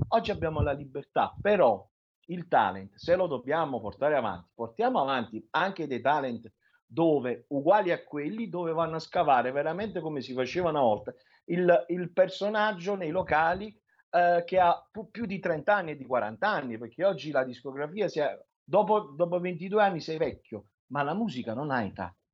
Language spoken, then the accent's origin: Italian; Naples, Campania, Italy; io sono di Napoli, sono napoletano